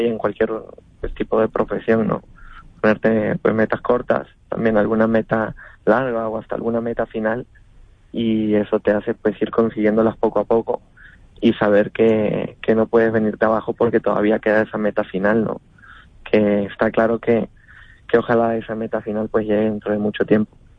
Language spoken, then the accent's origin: Spanish; Lima, Peru; now in Spain; nacido también en Perú y, y, tenga muchísimo aprecio en mi tierra